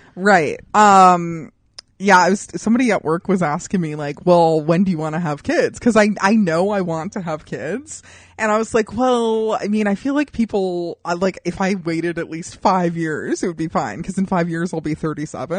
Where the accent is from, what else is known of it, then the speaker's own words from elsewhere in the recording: Southwest, United States; I'm from the Southwest too